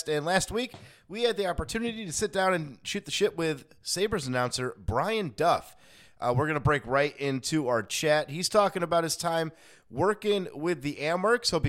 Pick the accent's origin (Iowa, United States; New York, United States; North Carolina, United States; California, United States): New York, United States; Rochester; As someone who's from Rochester